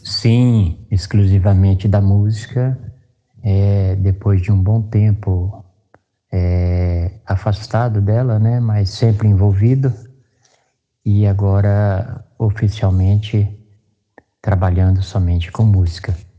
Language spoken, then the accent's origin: Portuguese; Dourados, Mato Grosso do Sul, Brazil; now in Penápolis, Brazil; eu sou natural de Dourados, Mato Grosso do Sul, e hoje resido aqui em Penápolis, São Paulo.